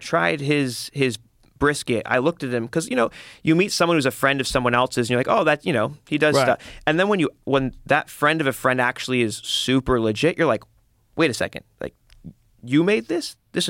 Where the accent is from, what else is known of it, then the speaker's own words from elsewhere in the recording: California, United States; Well, I grew up in the Valley, and so it definitely, there was like, there's neighborhoods and communities.